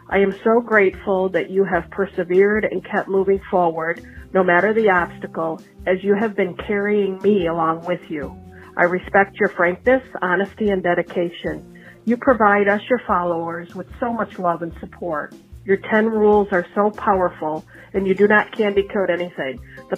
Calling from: Michigan, United States; Hi, Donato. … I'm from Michigan.

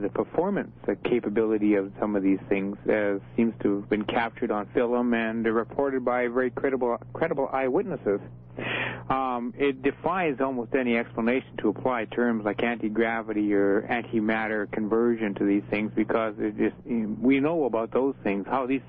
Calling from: Edmonton, Alberta, Canada; Edmonton, Alberta, CJCA country.

